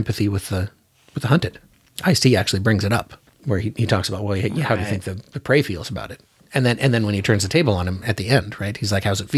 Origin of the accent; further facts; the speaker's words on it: Alaska, United States; growing up in Alaska